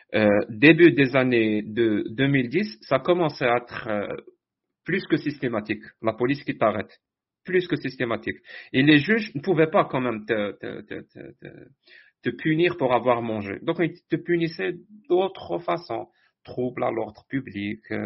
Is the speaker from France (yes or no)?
no; Algeria; moved away as an adult; now in Canada; je suis algérien